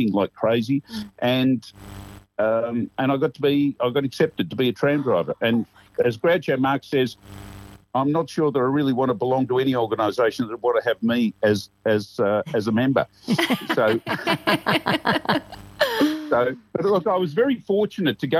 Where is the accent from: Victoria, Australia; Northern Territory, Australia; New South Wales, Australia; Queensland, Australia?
Victoria, Australia; Camberwell; I grew up in Camberwell, where I'm working at the moment